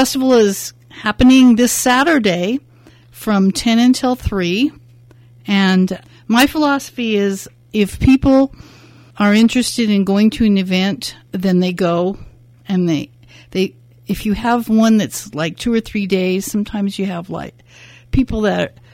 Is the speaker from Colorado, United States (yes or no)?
no; Northern California, United States; also born or lived in Hollywood, California / San Fernando Valley, California; now in Napa, United States; we moved to Northern California, where I like to consider that where I grew up.